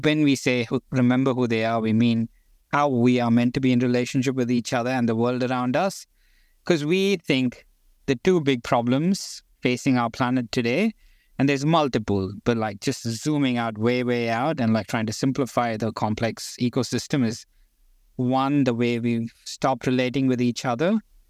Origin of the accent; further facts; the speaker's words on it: India; born there; I don't know how the introduction goes, but I've lived around the world. I was born in India. I'm indigenous to the center, the Gondi people right in the middle of India.